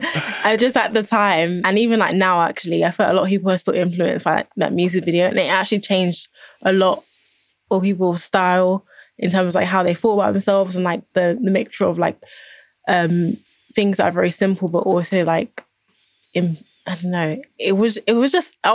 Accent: London, United Kingdom; I'm from London

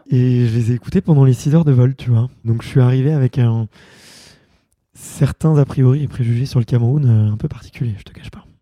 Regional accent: Montreuil, Île-de-France, France; j'ai grandi à Montreuil

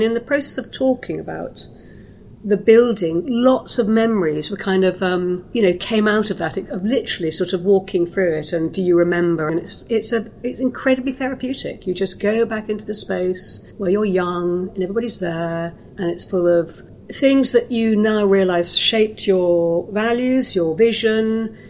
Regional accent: Greenwich, London, United Kingdom; I was born in Greenwich.

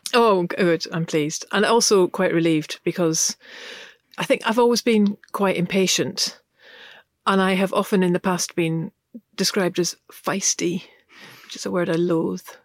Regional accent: Glasgow, Scotland, United Kingdom; I grew up in Glasgow, uh, in the nineteen seventies, and my, uh, parents were both English

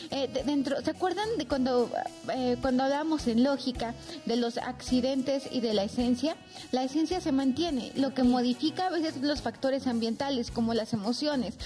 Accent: Oaxaca, Mexico; now in Mexico City, Mexico; soy oaxaqueña, entonces conozco más la cultura oaxaqueña

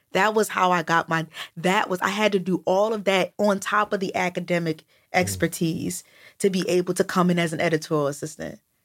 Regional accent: United States; I'm American

